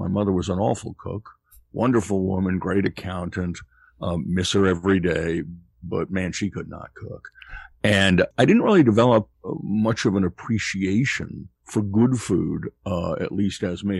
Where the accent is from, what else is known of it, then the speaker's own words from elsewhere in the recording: Greenfield, Massachusetts, United States; also born or lived in Queens, New York; I grew up in Western Massachusetts. My parents were originally from New York. I was born in Queens, but they escaped to allow us to grow up in a more rural environment. Greenfield is 12 miles south of where Vermont, New Hampshire, and Massachusetts come together